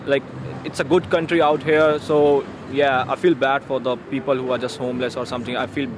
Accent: India; moved away as an adult; now in Australia; I'm from India and I'm here for my studies.

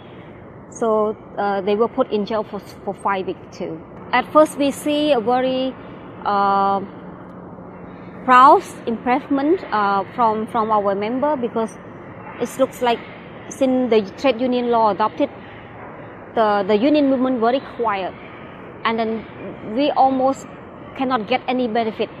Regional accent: Cambodia; I'm from Cambodia.

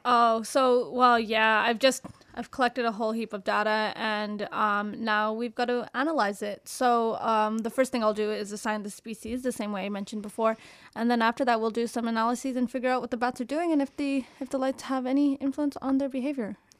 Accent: Canada; I'm from Canada

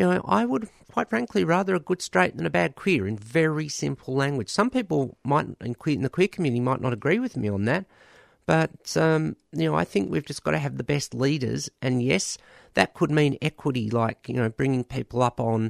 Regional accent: Australia; as an Australian

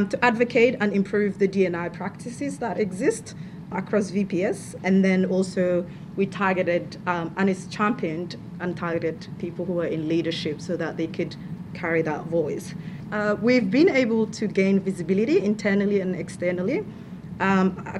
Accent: Somalia; moved away as an adult; now in Victoria, Australia; I am from Somalia. I've lived here for 10 years, came here as an international student

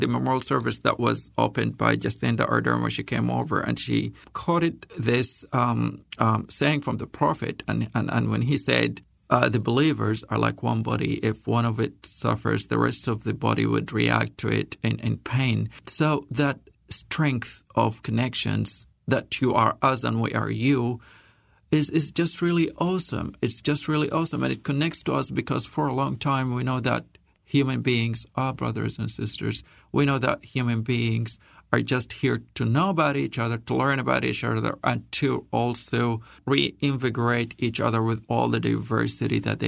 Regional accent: Saudi Arabia; also born or lived in Sudan / India; now in New Zealand; ancestrally from Sudan, I was born and raised in Saudi Arabia and spent a bit of my life in India before coming to New Zealand, and now I'm a Kiwi

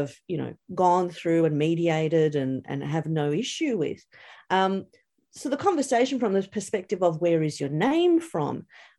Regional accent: St Albans, Victoria, Australia; also born or lived in Yugoslavia (parents); St Albans.

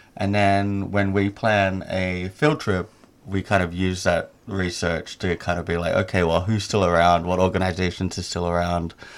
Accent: Sydney, New South Wales, Australia; moved away as an adult; also born or lived in Indonesia; I'm originally from Sydney, Australia, um, but up until the pandemic, I was living in Indonesia

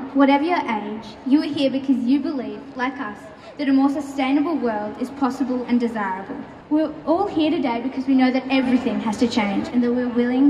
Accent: Castlemaine, Victoria, Australia; I'm also from Castlemaine.

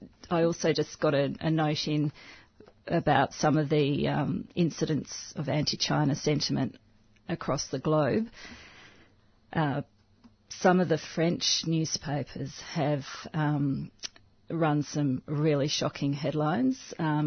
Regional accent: Australia; I don't identify as Maltese or Spanish. I identify as Australian

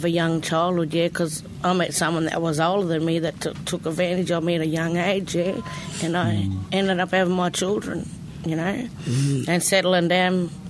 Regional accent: Bourke, New South Wales, Australia; also born or lived in Mildura, Victoria; I'm from Mildura, but I've been brought up in Bourke, New South Wales

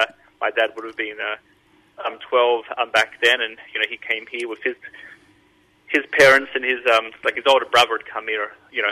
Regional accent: Adelaide, South Australia, Australia; accent: Adelaide; No one ever guesses that I'm from Australia, but people sometimes think that I sound English. So I'm not sure where that comes from. Maybe it's the Adelaide thing.

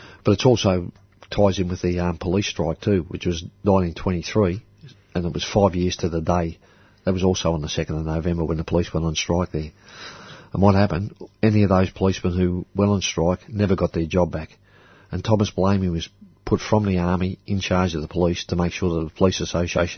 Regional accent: Melbourne, Victoria, Australia; Growing up in Port Melbourne, there was no place better to grow up.

